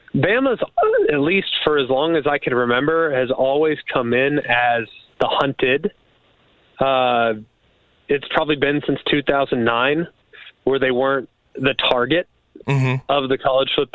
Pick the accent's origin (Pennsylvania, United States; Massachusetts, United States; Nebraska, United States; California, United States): California, United States; Los Angeles; now in Birmingham, United States; I'm originally from Los Angeles, California